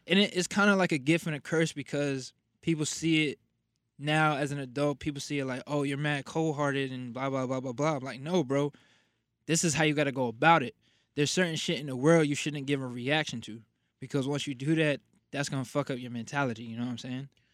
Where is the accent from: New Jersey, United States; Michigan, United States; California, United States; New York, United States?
New Jersey, United States; Passaic; I am from Passaic, New Jersey, born and raised.